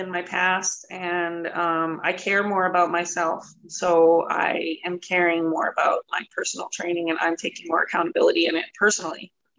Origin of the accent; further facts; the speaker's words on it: Taylor, North Dakota, United States; also born or lived in Dickinson / Denver; I like, grew up kind of in Taylor, but I was born in Dickinson. It's like 30-minute drive. Taylor Richardson area is where my dad farmed in North Dakota.